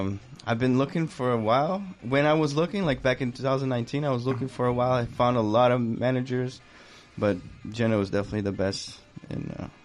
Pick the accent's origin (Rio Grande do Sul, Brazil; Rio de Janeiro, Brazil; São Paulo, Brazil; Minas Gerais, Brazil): São Paulo, Brazil; moved away; also born or lived in Boston, Massachusetts, United States; I was born in Boston, in Brighton, and I grew up in São Paulo, Brazil.